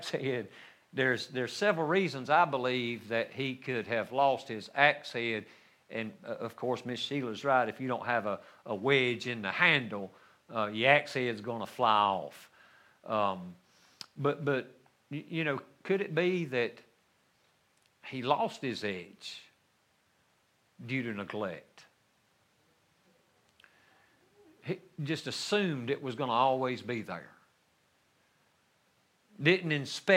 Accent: North Carolina, United States; we lived in the mountains of North Carolina, not my hometown, but even up higher on a mountain

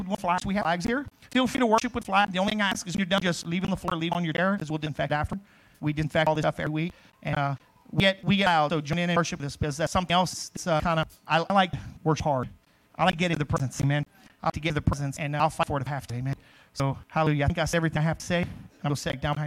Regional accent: Crowley, United States; moved away; I grew up in Crowley, which is, you know, Westfields

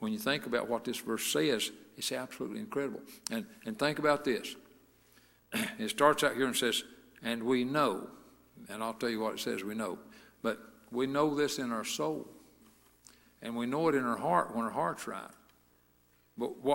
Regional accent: Lima, United States; Rodney and I and Denny Hunter and Jerry Smith, four of us, we grew up together in Lima Missionary Baptist Church

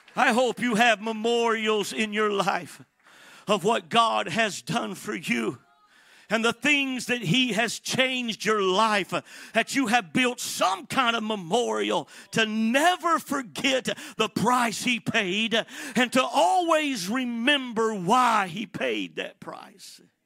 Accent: Atlanta, Georgia, United States; also born or lived in Miami, Florida / San Bernardino, California; I am from Atlanta, Georgia

